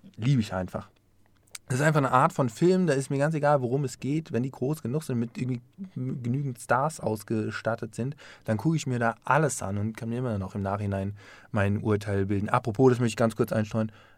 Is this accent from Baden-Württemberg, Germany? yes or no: no; Offenbach am Main, Hesse, Germany; moved away; ich komme aus Offenbach